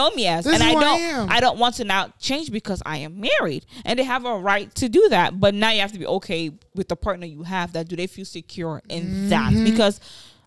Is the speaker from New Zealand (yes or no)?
no; Nigeria; I'm Nigerian